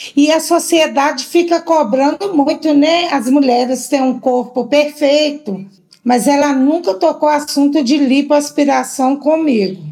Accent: João Monlevade, Minas Gerais, Brazil; Nós somos de João Levade

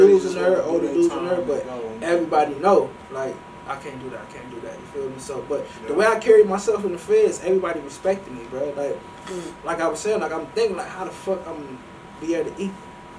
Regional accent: Ohio, United States; So, I'm from Ohio, so I'm with Northeast.

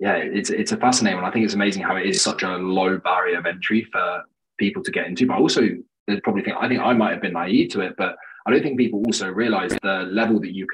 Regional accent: Jersey; I'm from Jersey, which is a small island off of it.

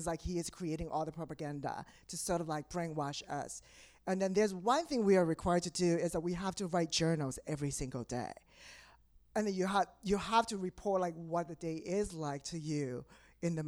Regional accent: Taiwan; moved away as an adult; now in New York, United States; I am originally from Taiwan. So I relocated 7 years ago

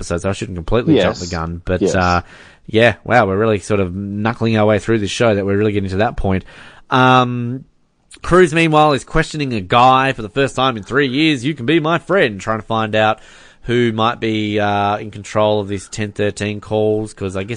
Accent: Hobart, Tasmania, Australia; growing up in Hobart

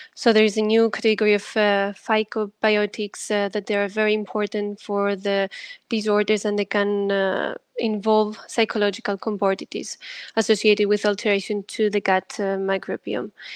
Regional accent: Greece; I'm also coming from Greece

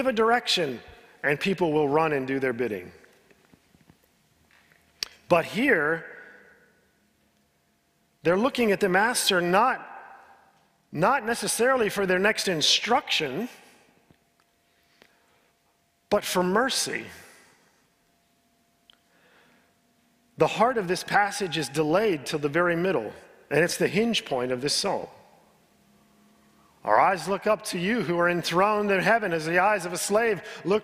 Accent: United States; I'm an American

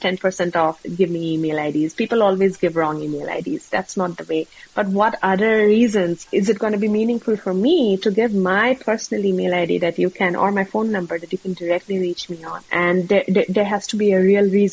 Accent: India; moved away; I'm originally from India

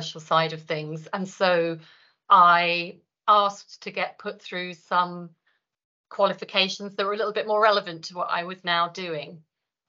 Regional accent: London, United Kingdom; moved away as an adult; now in Scotland, United Kingdom; I'm a Londoner who moved to Scotland some 25 years ago, but I still haven't picked up the accent

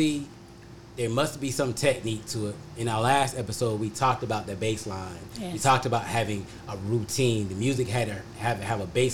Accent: North Carolina, United States; moved away as an adult; now in Ohio, United States; I grew up in North Carolina, graduated from college in North Carolina, and I came to Ohio, and I've been here, and I've been here ever since then.

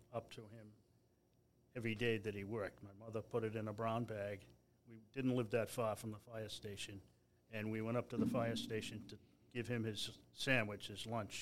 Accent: Newton, Massachusetts, United States; I'm, from the city of Newton

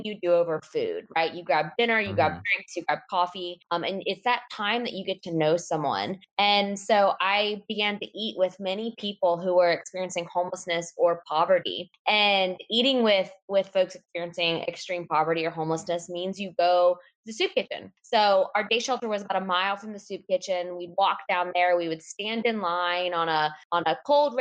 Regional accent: Raleigh, North Carolina, United States; I grew up in Raleigh, North Carolina, and have never left.

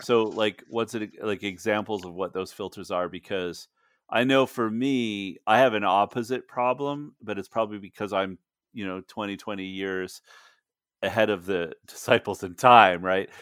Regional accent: Canada; moved away as an adult; now in United States; I'm Canadian

